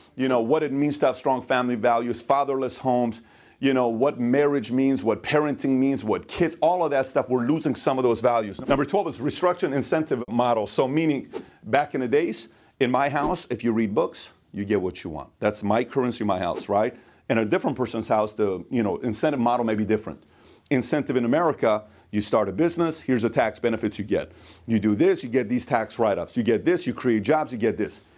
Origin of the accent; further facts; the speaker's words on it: Iran; moved away; I am from Iran. I'm Middle Eastern.